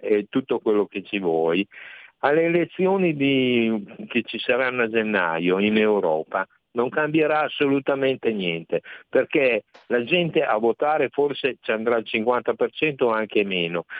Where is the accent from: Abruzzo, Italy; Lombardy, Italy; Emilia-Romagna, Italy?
Emilia-Romagna, Italy; Reggio Emilia; io sono di Reggio Emilia